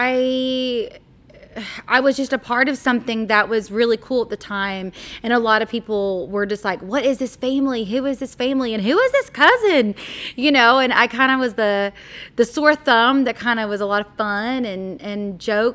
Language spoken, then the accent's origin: English; Springdale, Arkansas, United States; also born or lived in Fayetteville, Arkansas; I've always lived here in Springdale, Arkansas.